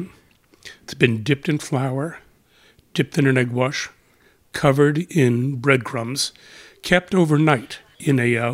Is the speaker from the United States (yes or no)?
yes; Akron, Ohio, United States; I am from Akron, Ohio